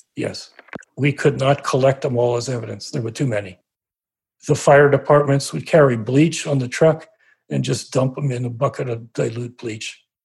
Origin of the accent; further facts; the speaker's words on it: Trenton, New Jersey, United States; I grew up around Trenton, New Jersey